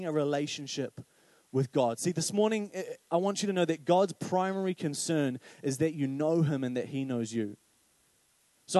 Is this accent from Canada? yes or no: no; Paraparaumu, Wellington, New Zealand; I grew up in Paraparaumu